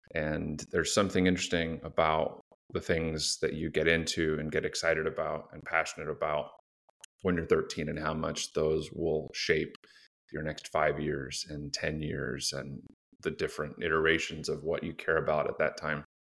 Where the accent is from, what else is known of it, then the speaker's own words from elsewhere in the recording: Phoenix, Arizona, United States; I grew up in Phoenix